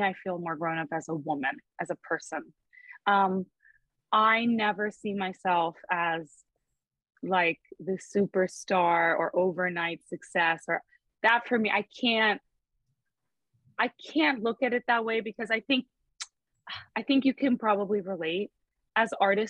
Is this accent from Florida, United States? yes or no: yes; Fort Lauderdale, Florida, United States; also born or lived in Palm Beach County, Florida; I grew up in Fort Lauderdale. We moved to Palm Beach County so that I could go to an arts high school there